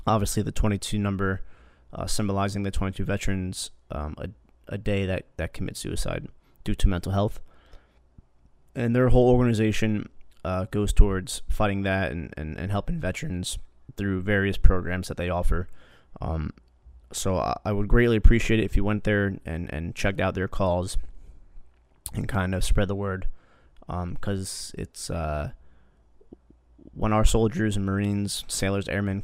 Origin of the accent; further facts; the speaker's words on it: New Jersey, United States; I grew up in Jersey, and that's where I worked.